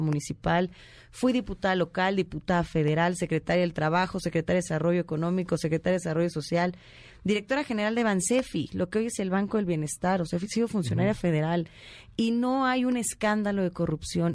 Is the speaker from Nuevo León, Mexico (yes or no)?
no; State of Mexico, Mexico; soy más mexiquense que priista